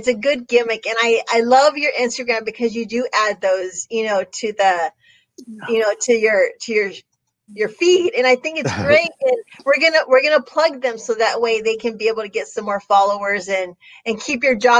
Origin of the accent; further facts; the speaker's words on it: Mexico; me being Mexican